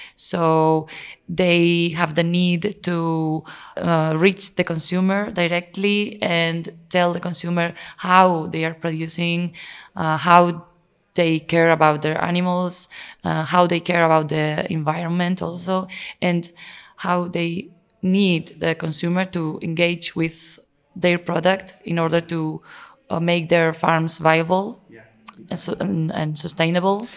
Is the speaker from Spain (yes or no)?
yes; Spain; also born or lived in Navarre; I'm from Spain